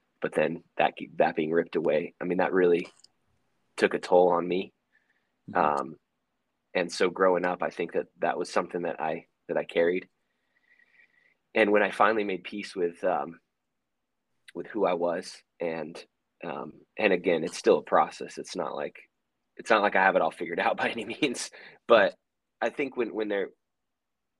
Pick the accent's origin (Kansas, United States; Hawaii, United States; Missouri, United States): Hawaii, United States; We're from Hawaii